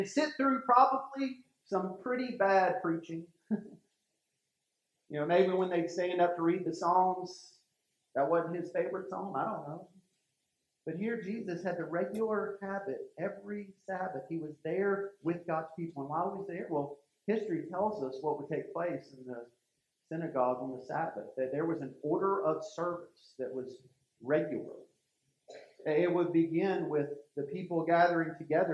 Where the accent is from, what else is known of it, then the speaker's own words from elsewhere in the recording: Wilmington, North Carolina, United States; I grew up in Wilmington, North Carolina. I went to Laney High School.